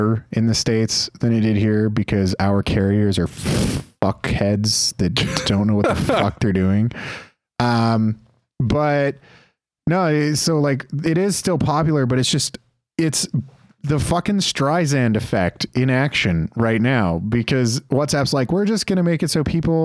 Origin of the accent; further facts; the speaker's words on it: Canada; we're Canadian